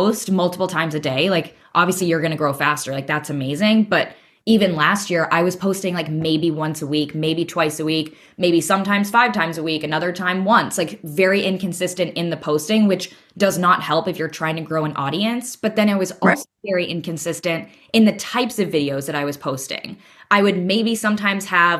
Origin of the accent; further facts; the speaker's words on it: United States; now in Murano, Italy; I'm an American living in Italy